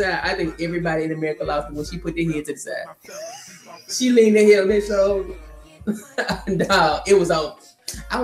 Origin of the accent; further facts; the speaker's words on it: Memphis, Tennessee, United States; I'm from Memphis